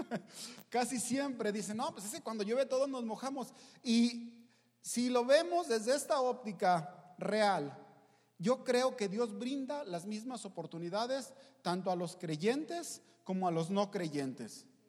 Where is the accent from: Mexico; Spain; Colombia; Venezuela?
Mexico; soy mexicano, no soy hebreo